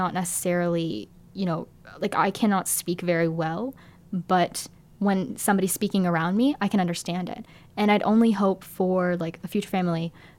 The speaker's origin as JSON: {"language": "English", "country": "Canada", "said": "my family here in Canada has maintained a lot of the Italian cultures that our family in Italy no longer kind of do."}